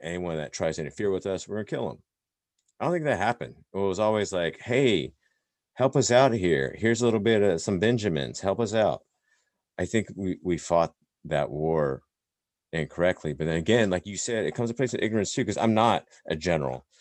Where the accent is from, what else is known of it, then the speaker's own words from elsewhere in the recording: Indiana, United States; moved away; growing up in Indiana, you know, my sister and I basically the only Asians there, right, growing up in that town